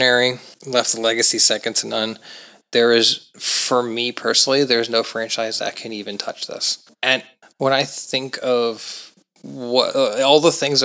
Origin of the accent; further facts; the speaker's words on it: Monroeville, Pennsylvania, United States; I grew up in Monroeville, Pennsylvania